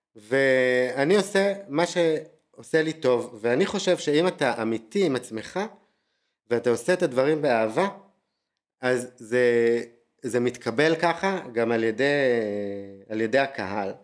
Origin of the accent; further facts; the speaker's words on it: Tel Aviv, Tel Aviv District, Israel; moved away as an adult; אני תל אביבי ארטקור וחי את הברנג'ה